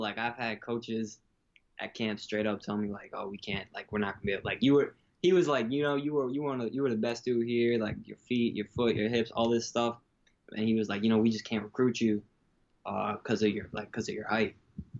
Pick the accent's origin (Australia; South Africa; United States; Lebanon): United States; Long Island, New York; I'm from Long Island, New York, and, like, there's really not a lot of football out here.